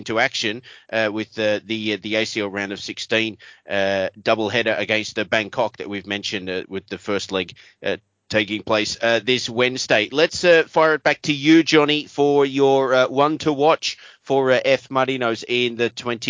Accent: Australia; Obviously, as an Australian and a Liverpool supporter

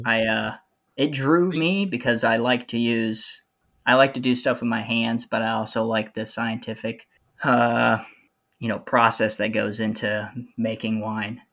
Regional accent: Central Ohio, United States; moved away as an adult; also born or lived in Southern California / Virginia; I'm actually from Central Ohio originally

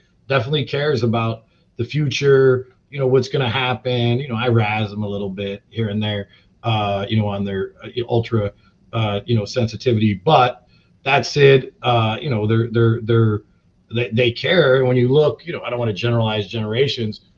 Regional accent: Long Beach, California, United States; I'm from Long Beach.

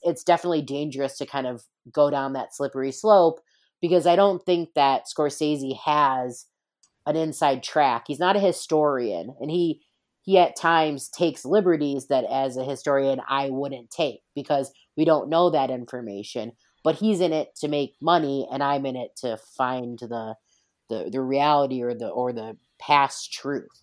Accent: East Coast, United States; I'm from the East Coast, born and bred

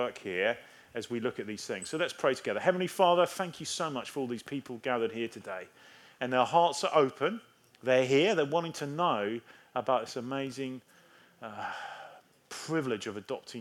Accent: England, United Kingdom; I am English.

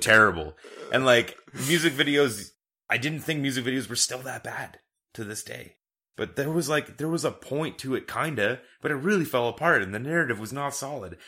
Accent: Canada; We're Canadian

